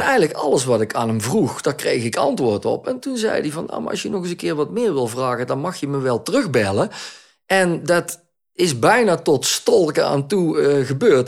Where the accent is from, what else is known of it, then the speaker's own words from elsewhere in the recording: Netherlands; now in Belgium; Ik ben een Nederlander. Ik ben opgegroeid in Nederland